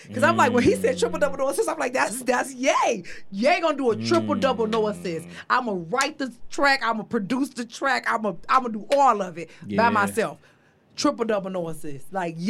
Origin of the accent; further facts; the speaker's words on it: Midwest, United States; me and … the same age. Mm-hmm. We're both from the Midwest.